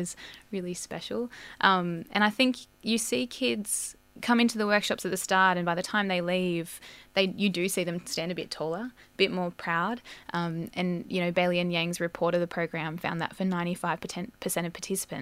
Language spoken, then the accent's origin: English; Gundungurra country, New South Wales, Australia; I was born on Gunungurra country.